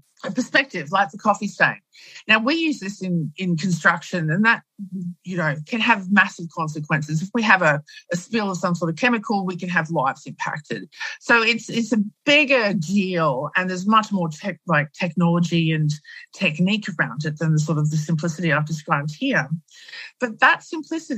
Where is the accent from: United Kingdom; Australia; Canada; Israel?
Australia; in Australia, we Aussify it